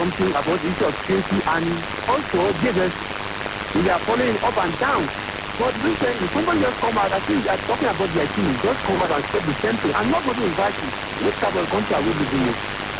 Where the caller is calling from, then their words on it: Bukuru, Plateau, Nigeria; I'm calling from Bukuru.